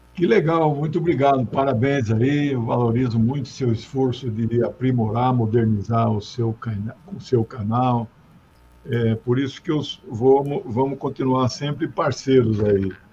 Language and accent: Portuguese; Mato Grosso do Sul, Brazil; moved away; na capital do meu estado natal, que é Mato Grosso do Sul.